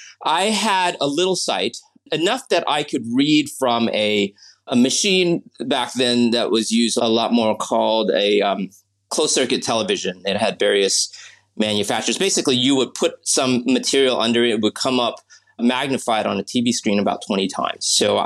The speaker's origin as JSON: {"language": "English", "town": "Pittsburgh", "region": "Pennsylvania", "country": "United States", "tie": "born there", "also_born_or_lived": "New Orleans, United States", "said": "So going back, I was born in Pittsburgh, and I lived in New Orleans for a stretch as well when I was very young."}